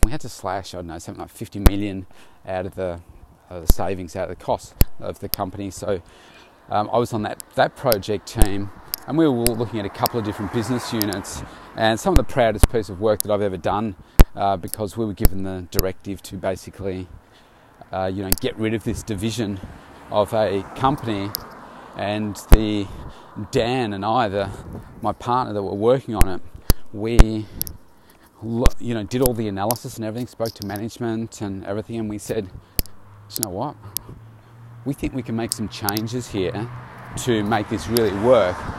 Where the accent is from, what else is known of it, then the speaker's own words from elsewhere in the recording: Bendigo, Victoria, Australia; moved away as an adult; now in Melbourne, Australia; I left uh, my hometown of Bendigo back in 1990 to come to Melbourne